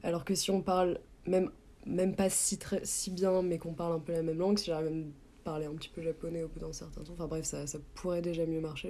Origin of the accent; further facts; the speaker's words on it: Aix-en-Provence, Provence-Alpes-Côte d'Azur, France; moved away as an adult; now in Canada; j'ai grandi à Aix-en-Provence.